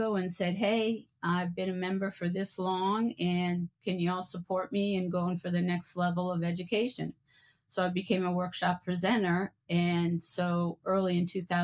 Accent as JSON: {"language": "English", "region": "Connecticut", "country": "United States", "tie": "born or raised there", "moved": "as an adult", "lives_now": "New Orleans, United States", "said": "I'm native from Connecticut and transferred to Tulane"}